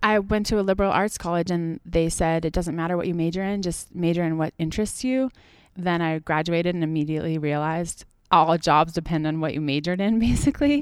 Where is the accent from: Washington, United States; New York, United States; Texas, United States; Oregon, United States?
Washington, United States; moved away as an adult; also born or lived in Tahoe; now in Leavenworth, United States; I grew up in Washington